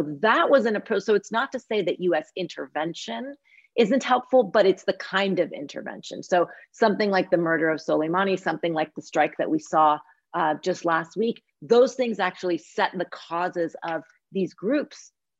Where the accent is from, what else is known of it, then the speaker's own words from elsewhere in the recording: Iran; I'm from Iran. I've been working in Iran for decades.